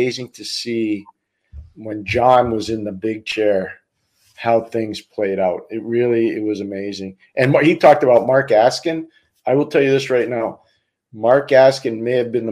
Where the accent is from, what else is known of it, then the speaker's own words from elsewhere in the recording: Montreal, Quebec, Canada; now in Boston, United States; I live in Boston. That's fine. But I grew up in Montreal